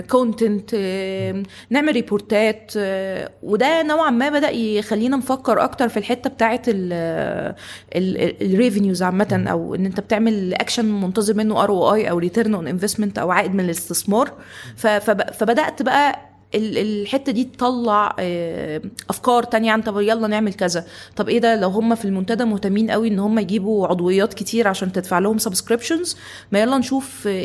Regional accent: Tanta, Gharbia, Egypt; also born or lived in Cairo, Egypt

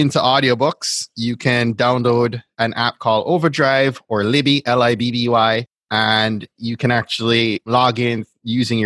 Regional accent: Jamaica; the Jamaican I am

